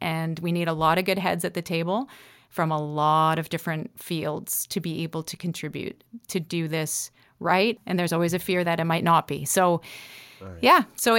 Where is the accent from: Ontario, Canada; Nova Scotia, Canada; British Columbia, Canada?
Nova Scotia, Canada; I'm definitely a Nova Scotian and I love my roots.